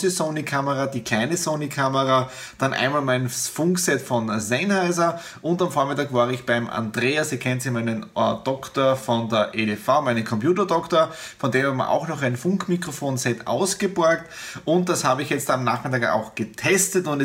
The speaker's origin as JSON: {"language": "German", "region": "Styria", "country": "Austria", "said": "ich bin ja aus der Südoststeiermark, aus dem ehemaligen Bezirk Bad Radkersburg"}